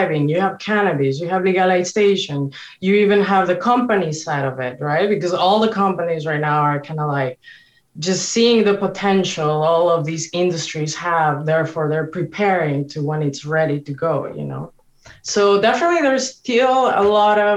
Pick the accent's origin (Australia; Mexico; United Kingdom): Mexico; moved away; growing up in Mexico